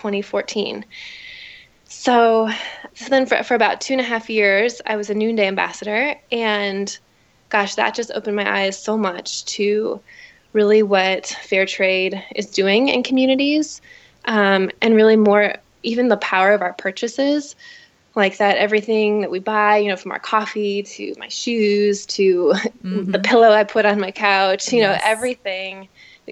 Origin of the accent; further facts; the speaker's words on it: Chicago, Illinois, United States; I am from Chicago. I grew up in the suburbs. And I've really always lived here in Chicago